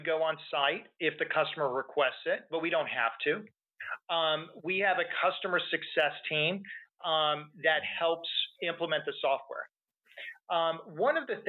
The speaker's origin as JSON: {"language": "English", "region": "Texas", "country": "United States", "said": "I'm from Texas"}